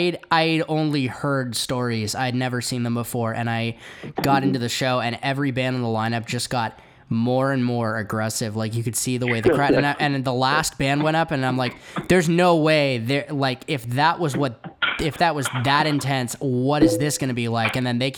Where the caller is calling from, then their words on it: Oakland, California, United States; I'm calling from out in Oakland. So I'm about 20 minutes outside of San Francisco.